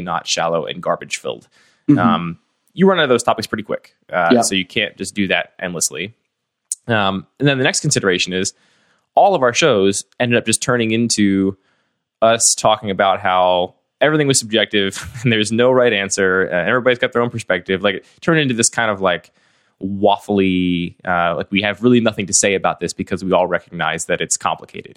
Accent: West Chester, Pennsylvania, United States; now in Baltimore, United States; I grew up in the suburbs outside of Philadelphia, a suburb called Westchester

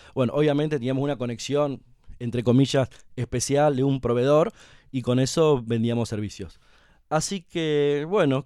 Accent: Santa Rosa, La Pampa, Argentina; moved away as an adult; now in Buenos Aires, Argentina; soy nacido y criado en Santa Rosa La Pampa, estudié ahí primario y secundario

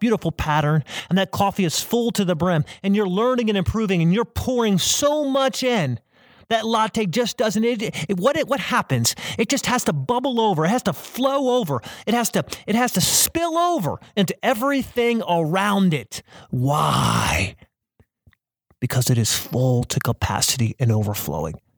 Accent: South Carolina, United States; I'm from South Carolina.

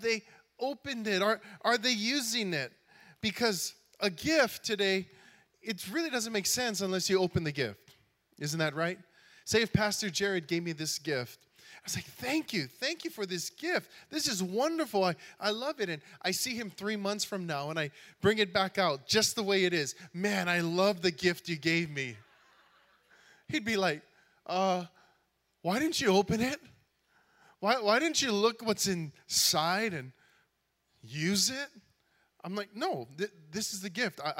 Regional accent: Hawaii, United States; I am from Hawaii

